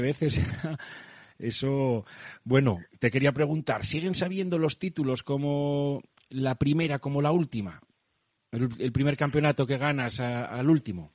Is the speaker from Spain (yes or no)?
yes; Asturias, Spain; accent: Asturian; tengo acento asturiano